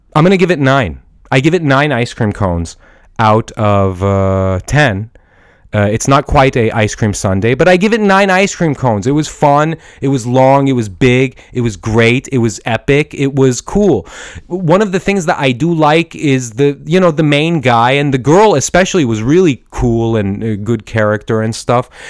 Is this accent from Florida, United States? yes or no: no; Portland, Oregon, United States; I'm an Iranian American guy. I was born in Portland, Oregon, but my blood is from Iran